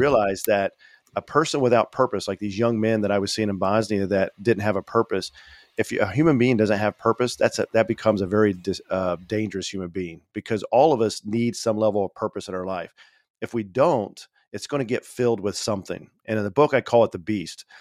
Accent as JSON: {"language": "English", "region": "Indiana", "country": "United States", "tie": "born or raised there", "moved": "as an adult", "said": "I left my, uh, state, my home state of Indiana"}